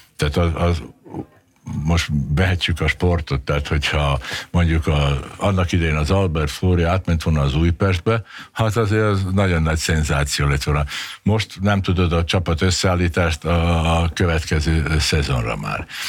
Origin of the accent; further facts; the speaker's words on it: Subotica, Vojvodina, Serbia; now in Hungary; én Szabadkán születtem, és én párhuzamosan beszéltem mind a két nyelvet